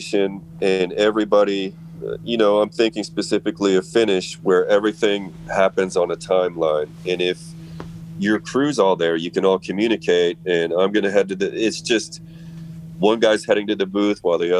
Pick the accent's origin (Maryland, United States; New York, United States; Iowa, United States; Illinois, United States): Iowa, United States; I'm from Iowa